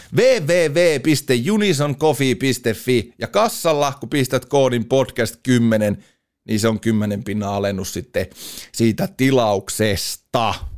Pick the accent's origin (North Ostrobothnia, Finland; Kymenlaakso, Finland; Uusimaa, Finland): North Ostrobothnia, Finland; Oulu; meillä Oulussa ruukataan laittaa aina vähän ylimääräisiä vokaaleja sinne sun tänne.